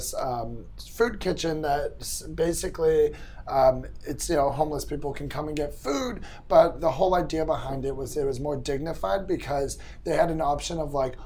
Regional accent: Boston, Massachusetts, United States; also born or lived in Jerusalem; we grew up in Boston

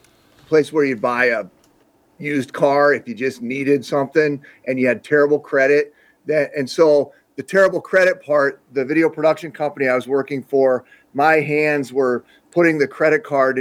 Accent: South Dakota, United States; I grew up in small town South Dakota, which I would guess is even a smaller place than where Rudy grew up. My hometown had like 900, or there's debatable, between 900 and 1,000 people living there.

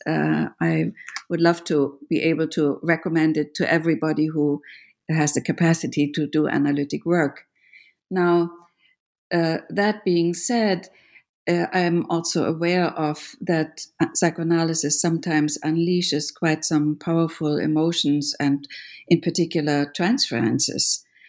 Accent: Germany; moved away; I grew up in Germany

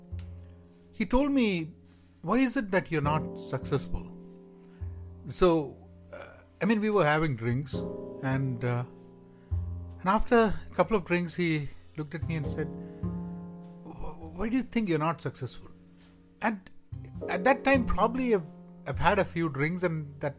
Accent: Kerala, India; growing up in Kerala

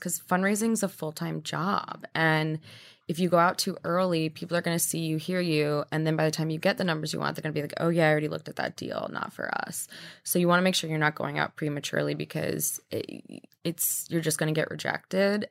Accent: Midwest, United States; now in New York, United States; I grew up in the Midwest

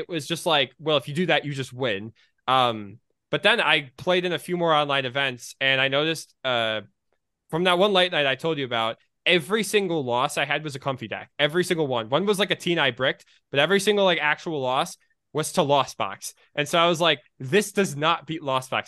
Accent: Michigan, United States; I'm from Michigan

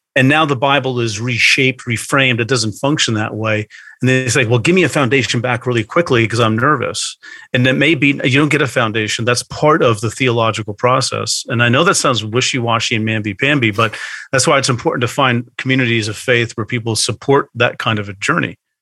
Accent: Bergen County, New Jersey, United States; also born or lived in outside Philadelphia; now in Philadelphia area, United States; I grew up in hmm. Bergen County, which is the ah. northeastern corner yes. of the state of New Jersey

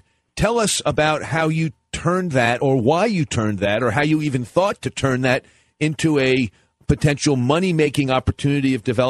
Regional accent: Nassau County, Long Island, New York, United States; I grew up in Nassau County, Hempstead, Hicksville, and Westbury.

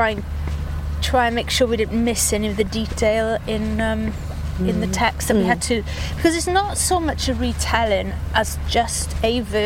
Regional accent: Swansea, Wales, United Kingdom; also born or lived in Cardiff; now in England; I grew up in Swansea, Dylan Thomas's city, looking at the same crescent-shaped bay

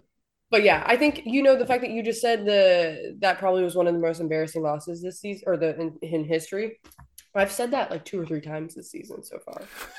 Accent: Missouri, United States; I was born and raised in Missouri

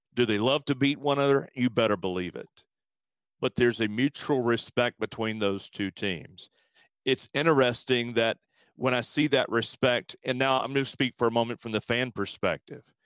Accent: Alabama, United States; also born or lived in San Antonio; now in Houston, United States; back in my home state of Alabama

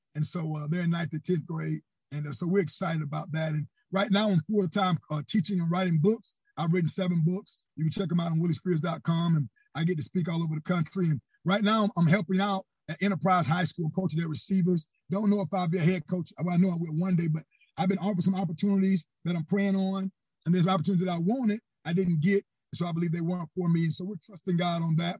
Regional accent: Panama City, Florida, United States; I'm born and raised in Panama City, Florida

